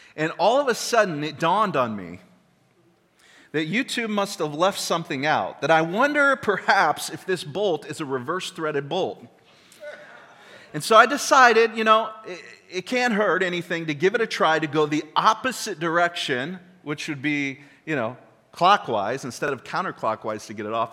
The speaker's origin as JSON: {"language": "English", "country": "United States", "said": "we're American"}